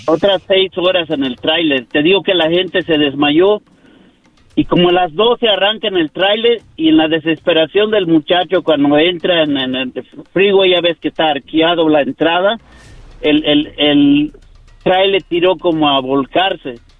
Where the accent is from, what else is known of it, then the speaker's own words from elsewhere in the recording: Yucatán, Mexico; now in United States; de México, de Yucatán